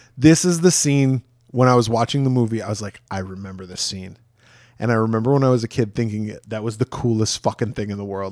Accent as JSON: {"language": "English", "town": "Rockford", "region": "Illinois", "country": "United States", "tie": "born or raised there", "said": "from my hometown"}